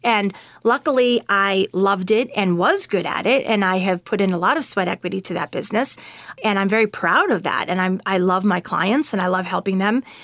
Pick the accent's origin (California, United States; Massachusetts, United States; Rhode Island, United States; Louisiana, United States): Massachusetts, United States; Winchester; moved away as an adult; also born or lived in Manhattan, New York; I'm from Winchester, Massachusetts, and I live there now as well. I actually spent about ten years in Manhattan, which were very formative years for me. But when I met my husband, I actually asked him if he would be okay with coming back to where I grew up